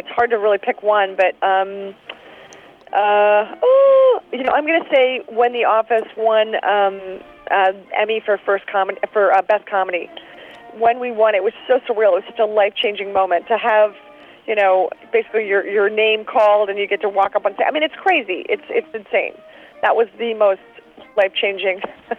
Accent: Philadelphia, Pennsylvania, United States; moved away; also born or lived in New York / Chicago; I'm from Philadelphia. I lived in New York. I lived in Chicago for 5 years.

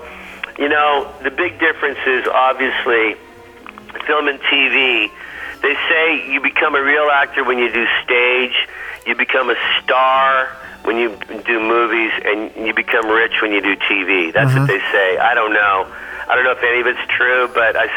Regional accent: Canada; moved away; also born or lived in United States; I'm both Canadian first and then American

